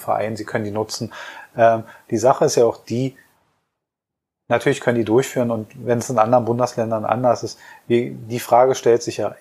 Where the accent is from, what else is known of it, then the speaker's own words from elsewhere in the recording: Berlin, Germany; als Berliner